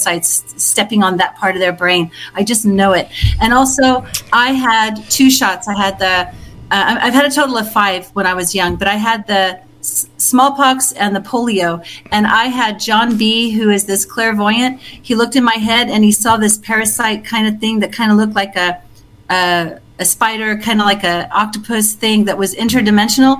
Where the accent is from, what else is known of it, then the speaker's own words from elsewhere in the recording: Melbourne, Victoria, Australia; moved away as an adult; also born or lived in Bendigo, Victoria; I was born in Essendon, which is right near Melbourne. Uh-huh. And I lived in Bendigo, which is the gold mining town.